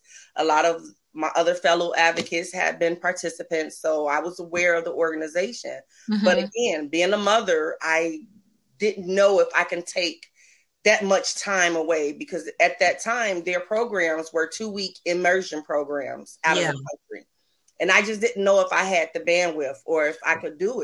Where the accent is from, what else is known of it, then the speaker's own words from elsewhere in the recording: Chicago, Illinois, United States; I'm from Chicago, Illinois.